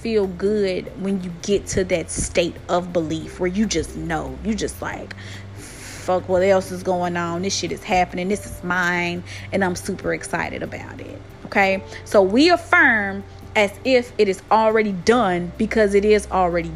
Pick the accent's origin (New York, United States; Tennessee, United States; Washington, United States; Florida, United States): Tennessee, United States; accent: country twang; I know I am from the U.S. and I am from Tennessee. I have a very country twang in my talk